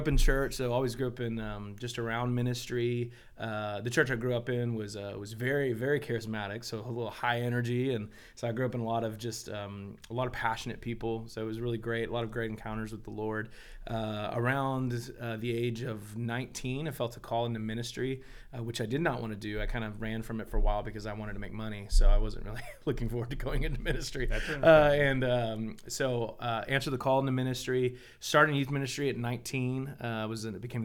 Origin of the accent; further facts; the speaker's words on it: Deer Park, Texas, United States; also born or lived in Pasadena, Texas; I grew up in Deer Park, Texas.